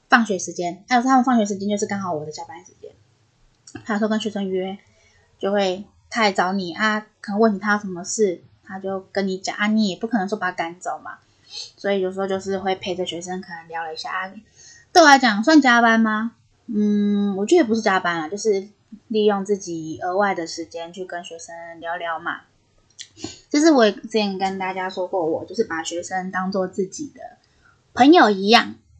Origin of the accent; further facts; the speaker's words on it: northern Taiwan, Taiwan; 我本身是北部人嘛